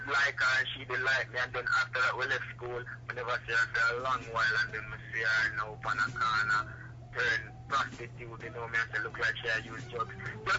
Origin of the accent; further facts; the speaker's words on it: Kingston, Saint Andrew, Jamaica; As you know, I come from Maxfield, a small garrison in Jamaica, Kingston 13, you know what I'm saying?